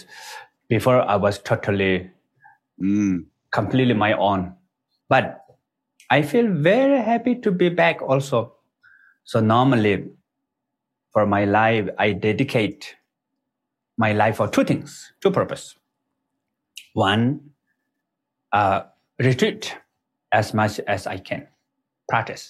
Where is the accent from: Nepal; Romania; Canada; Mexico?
Nepal; So I was born in Nepal. Is the border between Tibet and Nepal, actually, right next to the border of the Tibet. And all the people in my village are kind of like, they speak Tibetan language